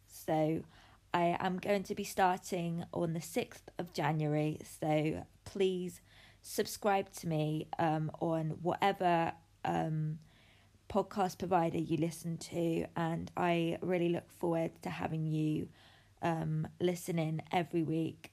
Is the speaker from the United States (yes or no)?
no; United Kingdom; I'm from the United Kingdom, the sunniest place on the planet.